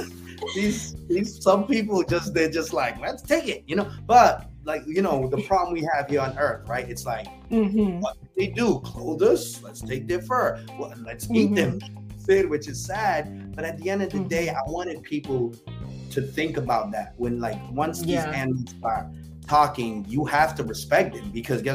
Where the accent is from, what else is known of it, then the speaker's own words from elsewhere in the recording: New Bedford, Massachusetts, United States; New Bedford, my hometown